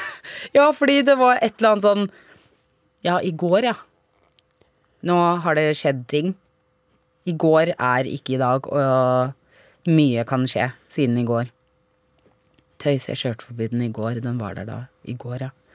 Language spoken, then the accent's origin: Norwegian; Vormsund, Akershus, Norway; also born or lived in Grünerløkka, Oslo; jeg vokste opp på, um, på Grünerløkka fra jeg var to måneder til jeg gikk i andre klasse på barneskolen. Og så eh, bodde vi i leilighet, og så var vi en familie på fem, så vi flytta til Vormsund med stor hage